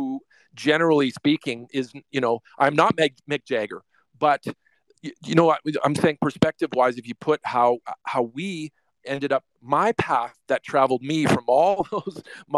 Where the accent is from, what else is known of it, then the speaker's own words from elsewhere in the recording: Winnipeg, Manitoba, Canada; moved away as an adult; also born or lived in Los Angeles, United States; now in United States; I'm from Winnipeg, Canada. Small city, a foreign country